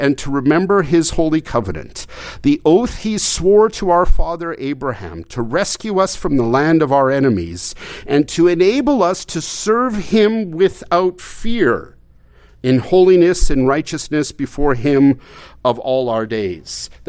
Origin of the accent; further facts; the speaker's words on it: Canada; I mean, I came from Canada. I mean, my folks would have loved to come.